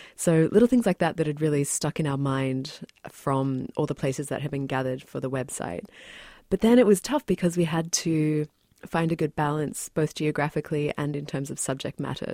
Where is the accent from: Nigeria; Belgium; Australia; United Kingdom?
Australia; moved away as an adult; also born or lived in New Zealand; now in New York, United States; I've lived in New York for, mm, seven years, but I was born in New Zealand and then grew up in Australia.